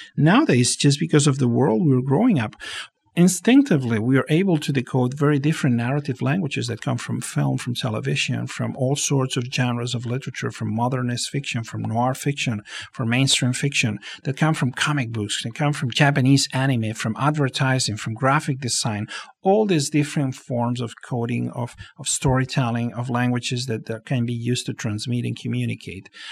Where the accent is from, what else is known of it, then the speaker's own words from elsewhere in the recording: Barcelona, Catalonia, Spain; moved away as an adult; now in Los Angeles, United States; I was born and raised in Barcelona